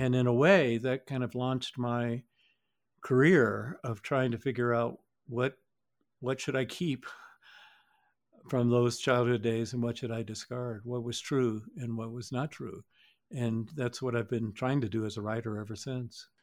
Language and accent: English; Georgia, United States; we're from Georgia